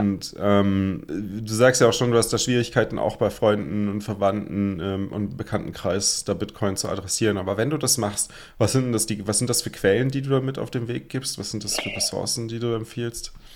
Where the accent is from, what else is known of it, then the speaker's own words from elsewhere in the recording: Germany; als typischer Deutscher